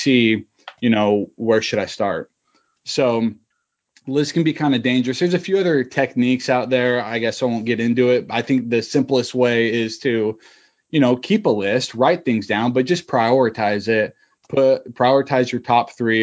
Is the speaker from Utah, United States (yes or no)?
yes; Utah, United States; moved away; I'm originally from Utah